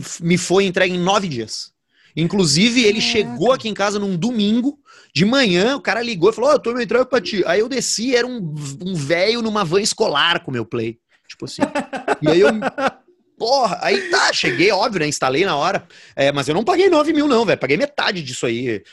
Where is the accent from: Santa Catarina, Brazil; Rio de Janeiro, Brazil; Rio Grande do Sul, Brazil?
Rio Grande do Sul, Brazil; Porto Alegre; also born or lived in Caxias do Sul; quando eu era moleque, aqui em Porto Alegre